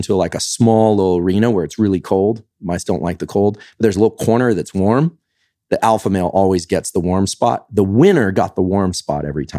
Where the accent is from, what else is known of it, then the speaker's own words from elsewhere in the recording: California, United States; Now, I'm not, I'm from the Bay Area, so, like, you've got every variation in, kind of relationship theme there.